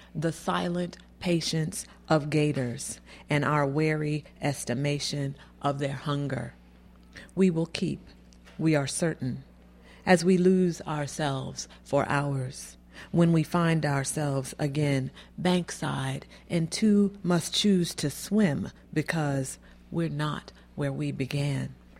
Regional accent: Florida, United States; moved away; I'm from Florida. I'm originally from Florida

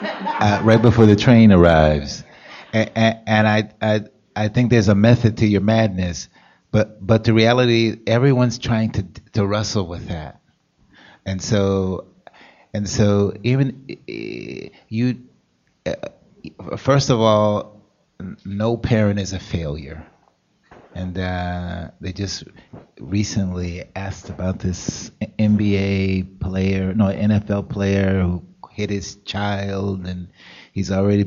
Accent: Los Angeles, California, United States; moved away; I'm from California

